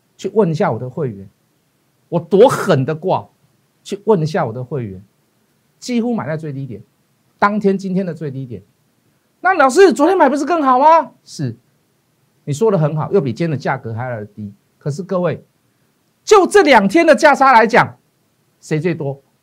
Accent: Taiwan; 我们是台湾的leader

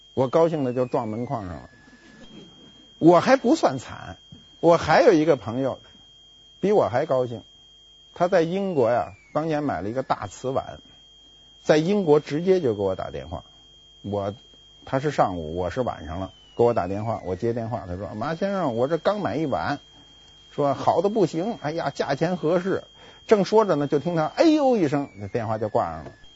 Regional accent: Beijing, China; accent: Beijing dialect; 我们北京话叫知了

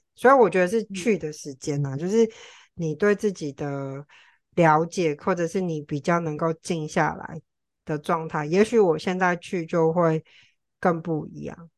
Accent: Tainan, Taiwan; also born or lived in Taipei; 我之前在台北工作，然后我从台北搬回台南

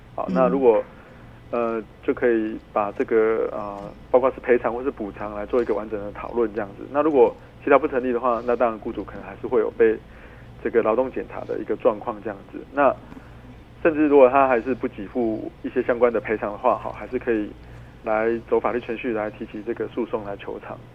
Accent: Tainan, Taiwan; 之前我们台南有一个判决哈

